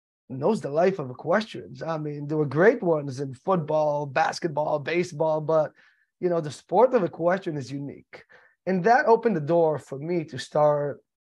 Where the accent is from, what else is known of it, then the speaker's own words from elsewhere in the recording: Israel; moved away as an adult; also born or lived in United States; I was born and raised in the United States, but in a very early age, I moved to the state of Israel